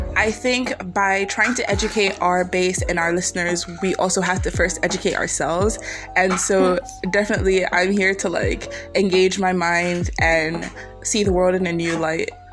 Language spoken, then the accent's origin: English; Nigeria; been here all my life